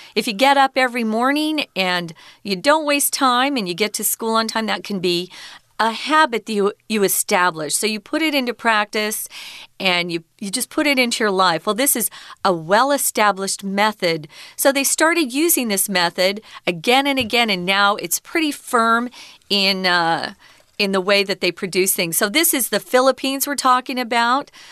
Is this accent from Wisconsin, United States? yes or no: no; Arizona, United States; I'm from Arizona, and we have a lot of cacti